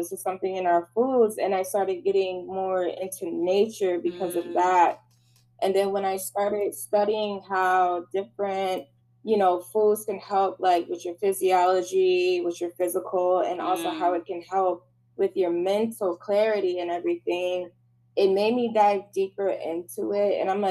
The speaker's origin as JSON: {"language": "English", "region": "Michigan", "country": "United States", "said": "I'm from Michigan, and as you guys know, I just love to do makeup"}